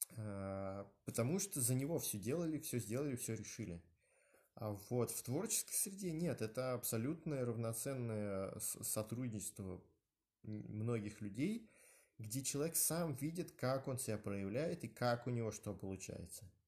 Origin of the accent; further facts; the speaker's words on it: Moscow, Russia; я родился, да, в э, Москве, в районе Новогиреева, Э, в 70-м роддоме